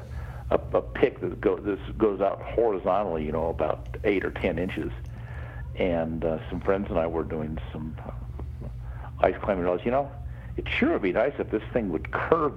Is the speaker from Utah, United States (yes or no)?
yes; Salt Lake City, Utah, United States; also born or lived in Park City, Utah; I grew up in Salt Lake City, then I moved to Park City, the big ski town